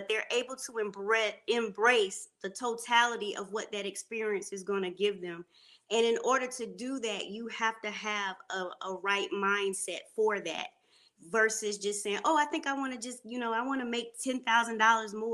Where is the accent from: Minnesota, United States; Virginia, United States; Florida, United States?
Florida, United States; Panama City; now in Charlotte, United States; I am from Panama City, Florida